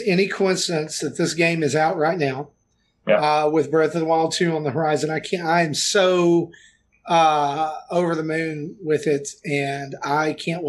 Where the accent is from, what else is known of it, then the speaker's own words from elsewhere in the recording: the South, United States; I'm from the South